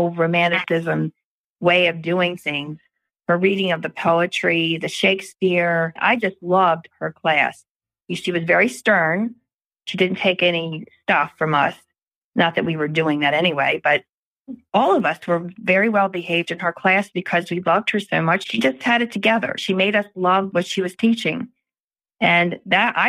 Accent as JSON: {"language": "English", "town": "Baltimore", "region": "Maryland", "country": "United States", "tie": "born or raised there", "said": "I grew up in Pimlico"}